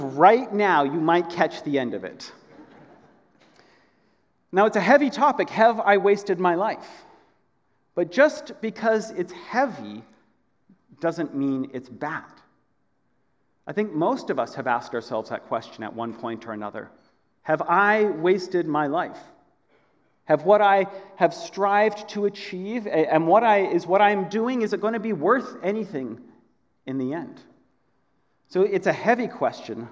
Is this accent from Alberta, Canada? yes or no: yes; Edmonton, Alberta, Canada; moved away as an adult; also born or lived in Korea; now in Aldergrove, Canada; I grew up in Edmonton